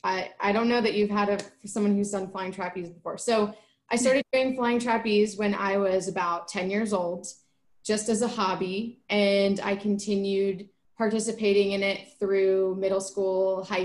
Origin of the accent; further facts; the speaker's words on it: New Jersey, United States; moved away as an adult; also born or lived in New York; now in Bakersfield, United States; I am originally from New Jersey, went to school in New York. All my family is back in Jersey. And moved out here for my job at Cal State